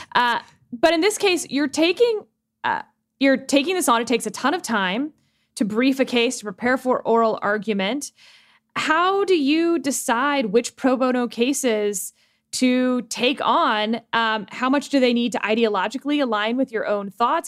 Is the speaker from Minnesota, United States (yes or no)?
no; Texas, United States; as a Texan